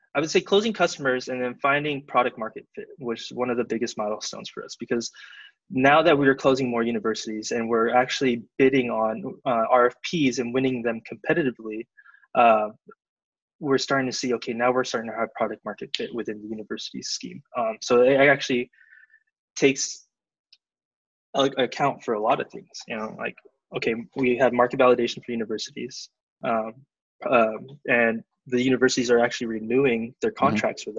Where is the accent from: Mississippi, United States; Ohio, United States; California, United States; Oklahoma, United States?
California, United States; Southern; also born or lived in Davis, California; I'm from originally from SoCal